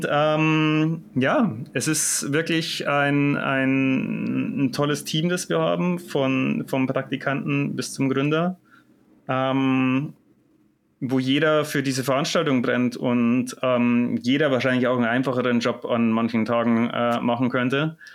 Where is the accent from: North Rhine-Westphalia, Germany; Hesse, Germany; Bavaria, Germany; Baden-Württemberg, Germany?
Bavaria, Germany; Munich; aber als Münchner sagt man natürlich, hier bei mir zu Hause geht doch viel ab.